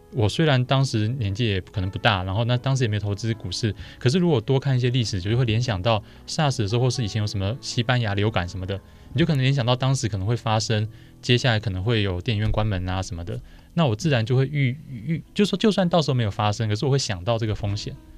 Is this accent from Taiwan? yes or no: yes; Zhongli, Taoyuan, Taiwan; 我老家就是等于是就婆家。娘家在卤煮 ，那婆家在中立